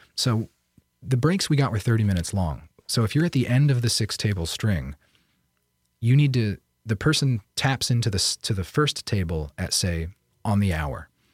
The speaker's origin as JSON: {"language": "English", "town": "Bangor", "region": "Pennsylvania", "country": "United States", "tie": "born or raised there", "said": "I was born in 1989 in Bangor, Pennsylvania"}